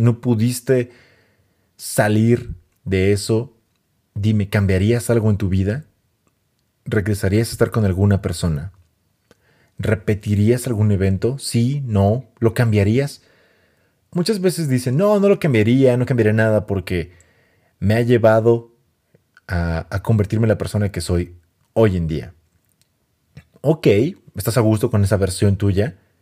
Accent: Mexico; soy mexicano

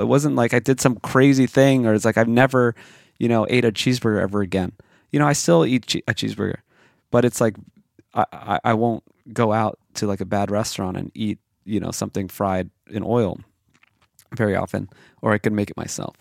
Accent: Hawaii, United States; I grew up in Hawaii

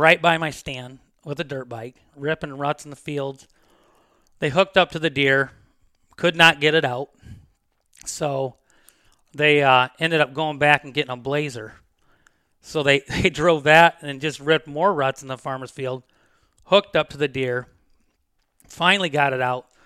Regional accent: Defiance, Ohio, United States; moved away as an adult; also born or lived in Williams County, Ohio / West Unity, Ohio; I'm from Defiance. I've lived there for twenty-five years. I moved to Williams

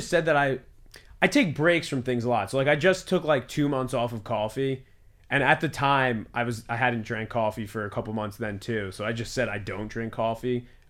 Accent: New Jersey, United States; moved away as an adult; also born or lived in New York City; now in New York, United States; I'm from New Jersey, and then I went to college, and then I lived in the city for 4 years

